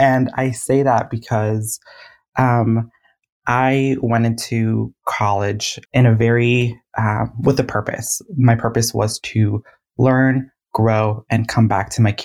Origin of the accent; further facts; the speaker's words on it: Sacramento, California, United States; I am from South Sacramento, California